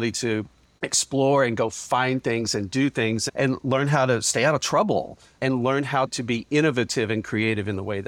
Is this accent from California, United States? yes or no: no; Kentucky, United States; I grew up very humbly in Western Kentucky on a working family farm.